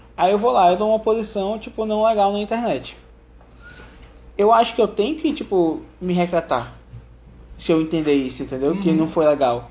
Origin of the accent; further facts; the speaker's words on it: Manaus, Amazonas, Brazil; eu sou de Manaus